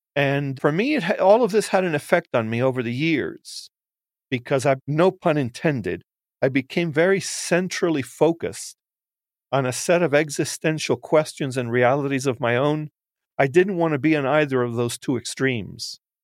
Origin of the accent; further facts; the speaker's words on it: United States; I'm Cuban American. I'm, uh, first generation, first born. I can honestly say I was made in Cuba, but born in the United States.